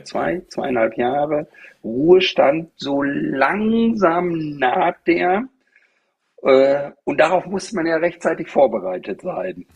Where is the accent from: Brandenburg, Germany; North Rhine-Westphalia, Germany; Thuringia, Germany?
North Rhine-Westphalia, Germany; Bad Driburg; moved away as an adult; also born or lived in Paderborn; now in Varel, Germany; ich komme aus einem kleinen gallischen Dorf, aus dem Teutoburger Wald. Äh, das war eine 700-Seelen-Gemeinde, Bad Driburg-Herste.